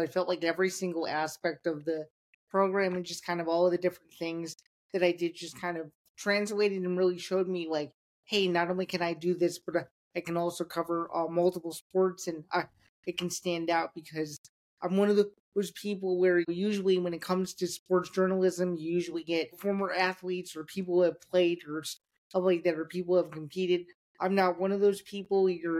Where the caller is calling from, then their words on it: Downers Grove, Illinois, United States; I'm joining you today from the suburbs of Chicago. It's a town called Downers Grove, Illinois, about 45 minutes outside of the city